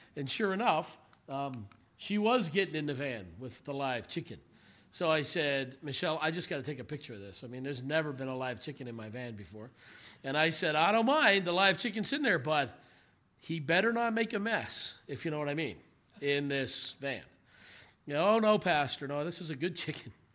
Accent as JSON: {"language": "English", "country": "Canada", "moved": "as an adult", "lives_now": "South Africa", "said": "as a Canadian"}